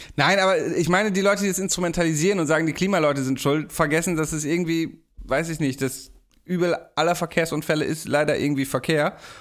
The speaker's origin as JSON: {"language": "German", "town": "Steinfeld", "region": "Lower Saxony", "country": "Germany", "tie": "born or raised there", "said": "meinem Nachbarort, in meiner Heimat in Steinfeld"}